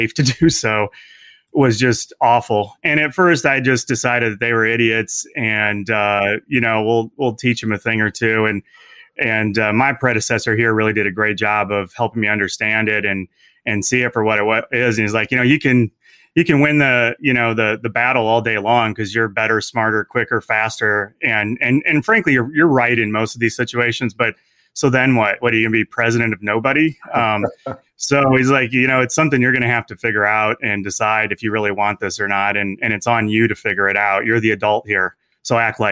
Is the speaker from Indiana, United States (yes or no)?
yes; Indiana, United States; moved away as an adult; also born or lived in Arizona; I grew up in Indiana and went to school there